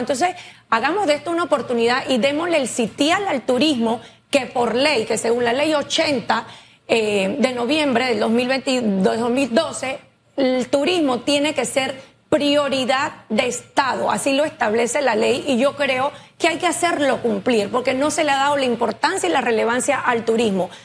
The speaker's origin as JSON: {"language": "Spanish", "country": "Panama", "said": "como panameños"}